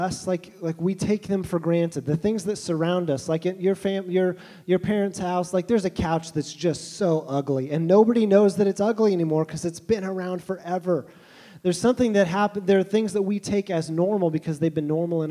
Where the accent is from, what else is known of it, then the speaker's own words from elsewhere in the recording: Tulsa, Oklahoma, United States; I was born in Tulsa, Oklahoma in the mid-80s